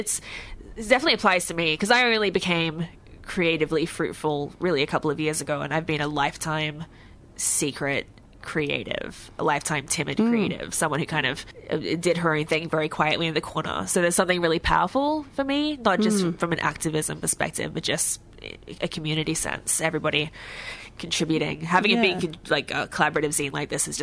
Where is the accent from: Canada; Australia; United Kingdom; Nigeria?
Australia; Brisbane, Queensland; we're from Brisbane